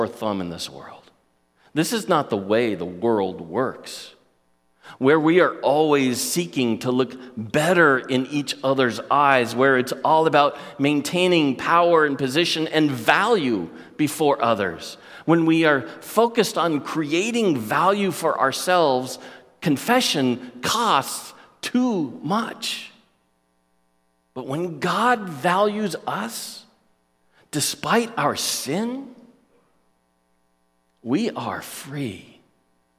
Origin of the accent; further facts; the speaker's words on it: United States; As American Christians